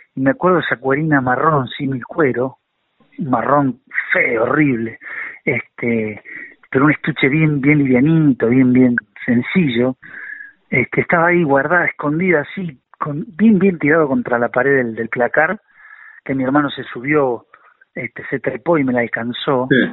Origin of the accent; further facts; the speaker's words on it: San Nicolás de los Arroyos, Buenos Aires Province, Argentina; desde que nací en San Nicolás